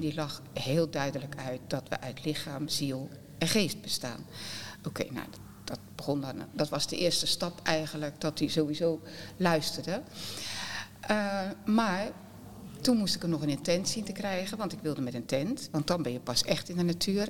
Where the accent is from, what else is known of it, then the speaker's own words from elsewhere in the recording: Westland, South Holland, Netherlands; Wij zijn Westlanders